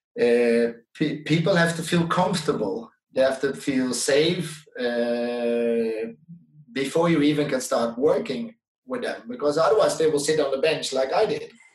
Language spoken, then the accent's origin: English; Netherlands; English is a second language; moved away as an adult; also born or lived in Denmark; now in Sweden; I'm from the Netherlands